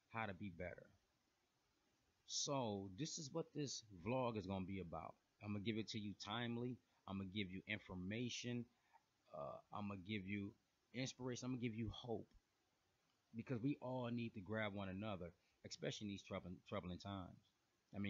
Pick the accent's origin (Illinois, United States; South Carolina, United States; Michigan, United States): Michigan, United States; Flint; now in Atlanta, United States; I'm originally from Flint, Michigan